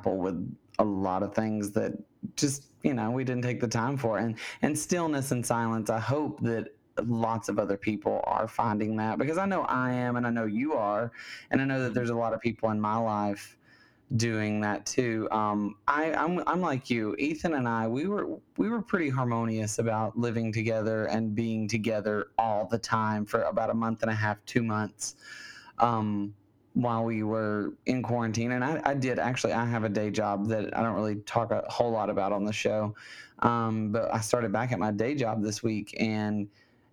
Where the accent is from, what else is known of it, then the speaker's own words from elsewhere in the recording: Alabama, United States; now in California, United States; my home state of Alabama